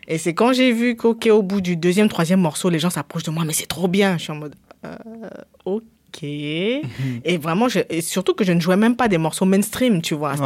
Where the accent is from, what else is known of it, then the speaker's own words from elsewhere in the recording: Cameroon; je viens du Cameroun, j'ai grandi au Cameroun